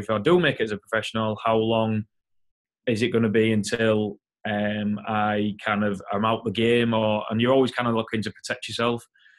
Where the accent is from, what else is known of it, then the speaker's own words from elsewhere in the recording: Hull, Yorkshire and the Humber, United Kingdom; I'm 32 years old and I'm originally from Hull in the United Kingdom, England.